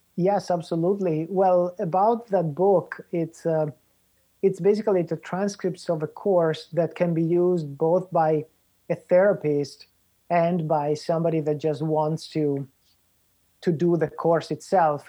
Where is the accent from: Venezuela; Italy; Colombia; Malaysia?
Italy; also born or lived in Spain / Puerto Rico; now in United States; I'm originally from Italy but um, when I when I came here to the U.S., I first went to Spain and I lived there for a while, and then I was in Puerto Rico for a while